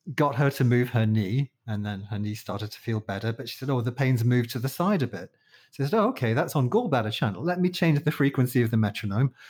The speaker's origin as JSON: {"language": "English", "region": "London", "country": "United Kingdom", "moved": "as an adult", "lives_now": "Malaysia", "said": "I'm from London, from the Disunited Kingdom"}